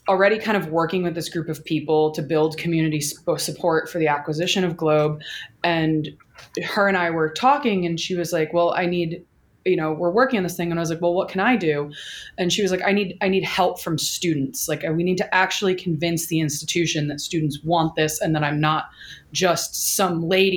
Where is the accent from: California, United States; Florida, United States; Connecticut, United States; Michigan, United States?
Connecticut, United States; moved away as an adult; now in Baltimore, United States; my giveaway is that I still pronounce my T's. I'm from Connecticut. And then I came down to Baltimore to go to MICA